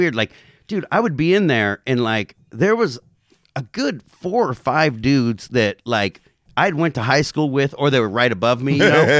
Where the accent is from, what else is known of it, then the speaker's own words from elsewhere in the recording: Covina, California, United States; So like so you know I'm from Covina, you know, like you guys had Frank Ball on here, you know, I've known Frank since he was 15 or something.